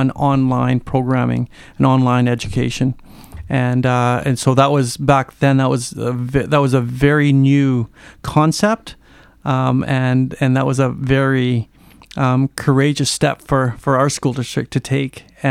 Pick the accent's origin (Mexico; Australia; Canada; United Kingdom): Canada; Port Hardy, British Columbia; I grew up in Port Hardy and then I graduated there and then taught there for 14 years